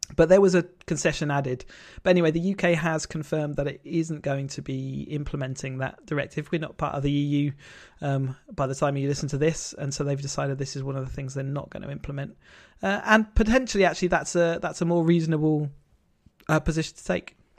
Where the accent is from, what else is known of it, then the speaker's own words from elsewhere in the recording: United Kingdom; in the U K